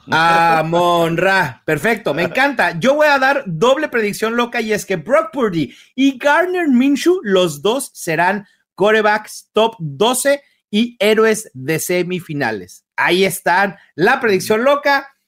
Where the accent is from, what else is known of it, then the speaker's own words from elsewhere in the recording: Brazil; yo como brasileño